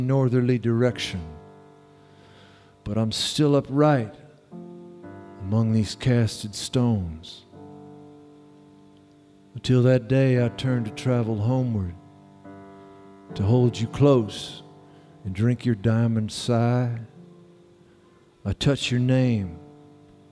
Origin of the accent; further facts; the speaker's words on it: Texas, United States; I'm from Texas